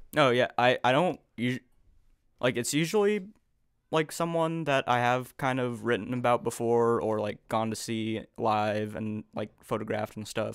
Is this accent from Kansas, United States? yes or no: yes; Overland Park, Kansas, United States; now in Kansas City, United States; I grew up in Overland Park. I went to Olathe schools, and I moved to the city, uh, a couple years ago now